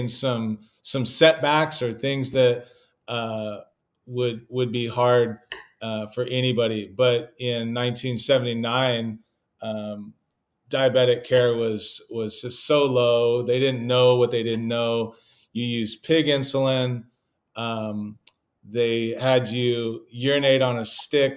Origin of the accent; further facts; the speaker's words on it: California, United States; I come from California